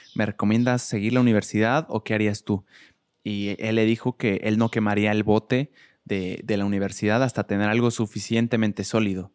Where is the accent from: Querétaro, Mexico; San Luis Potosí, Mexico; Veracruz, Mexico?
Querétaro, Mexico; yo crecí toda mi vida en Querétaro